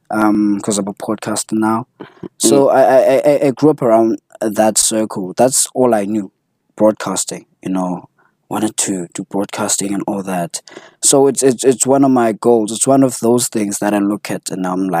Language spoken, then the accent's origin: English; Butterworth, Eastern Cape, South Africa; also born or lived in East London, South Africa; I was born in Butterworth, bred. Then I spent some time in East London